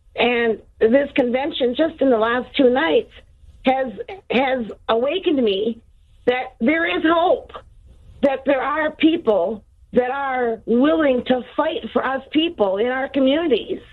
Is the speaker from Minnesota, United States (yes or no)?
yes; Minnesota, United States; I'm from Minnesota, where all these riots and looting and the burning started.